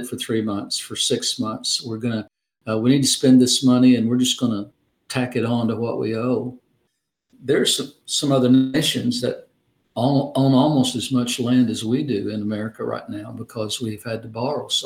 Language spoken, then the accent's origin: English; Arkansas, United States; My home state, Arkansas